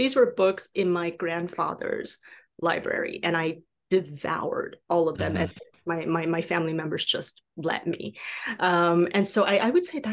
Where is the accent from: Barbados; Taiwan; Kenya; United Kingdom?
Taiwan; first language Mandarin; English is a second language; moved away; I was born and raised in Taiwan. So I spoke Chinese, right? Specifically, I spoke Mandarin before I spoke anything else.